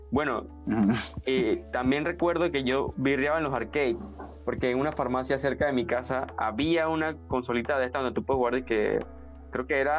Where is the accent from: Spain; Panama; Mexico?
Panama; un recuerdo que puedo decir que marcó mi infancia, porque hablo aquí en Panamá, por lo menos había un área donde yo vivía que era bastante peligrosa